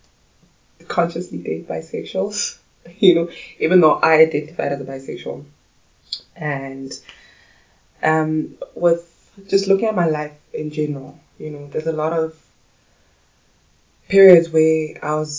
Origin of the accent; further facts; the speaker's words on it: Pretoria, Gauteng, South Africa; also born or lived in Soweto, South Africa / Johannesburg, South Africa; I grew up in Soweto, and the rest of my life was in Pretoria.